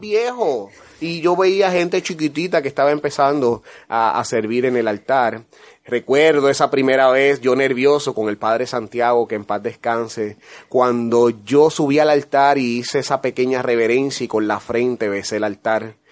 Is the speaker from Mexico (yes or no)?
no; San Lorenzo, Puerto Rico; contento de estar en mi tierra, en Puerto Rico, en mi pueblo, San Lorenzo